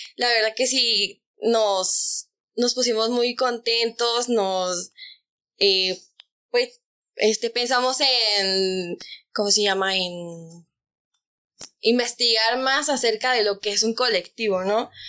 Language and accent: Spanish; Mexico; como buen mexicano